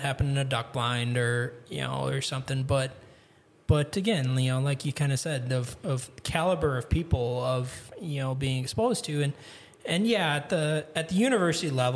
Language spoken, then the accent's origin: English; Grafton, Wisconsin, United States; moved away as an adult; also born or lived in Kentucky / Texas; now in Michigan, United States; I grew up in Grafton, Wisconsin, which is kind of like a suburb of Milwaukee.